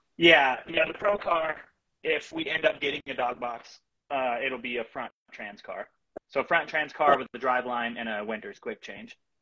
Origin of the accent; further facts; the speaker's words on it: Bremerton, Washington, United States; I'm from Bremerton, Washington area, Kitsap County.